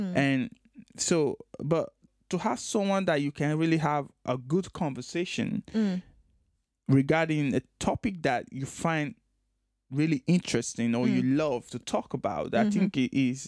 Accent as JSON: {"language": "English", "country": "Nigeria", "tie": "born or raised there"}